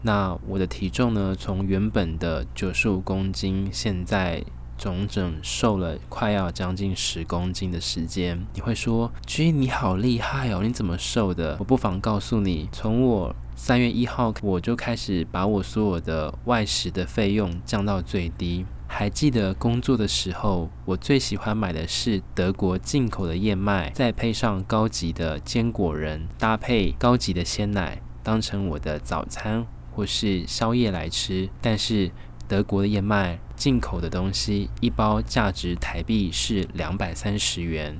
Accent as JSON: {"language": "Chinese", "region": "Tainan", "country": "Taiwan", "said": "因为我是台南人"}